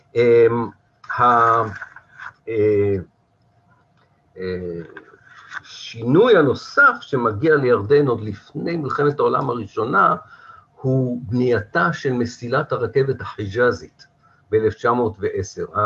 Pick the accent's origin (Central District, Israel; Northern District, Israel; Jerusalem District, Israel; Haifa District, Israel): Haifa District, Israel; Haifa; now in Kiryat Tivon, Israel; כחיפאי, כן, אני היום בטבעון, אבל אני במקור חיפאי